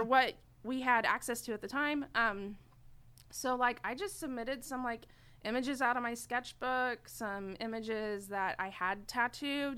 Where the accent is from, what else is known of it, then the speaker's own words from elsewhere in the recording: Enid, Oklahoma, United States; moved away as an adult; now in Oklahoma City, United States; I'm from Enid, Oklahoma. So it's like an hour and a half north of here. Mm-hmm. Um, I was born and raised there